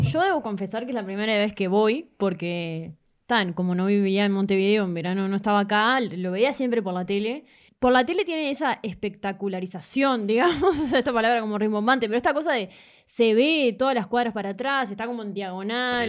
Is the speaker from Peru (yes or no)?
no; Toronto, Ontario, Canada; also born or lived in Uruguay; Soy canadiense, pero mis padres son uruguayos